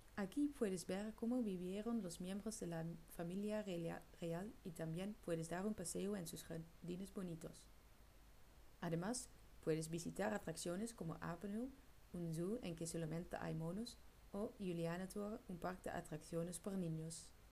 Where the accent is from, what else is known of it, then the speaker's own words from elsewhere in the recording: Netherlands; Spanish is a second language; moved away as an adult; now in Murcia, Spain; soy una chica holandesa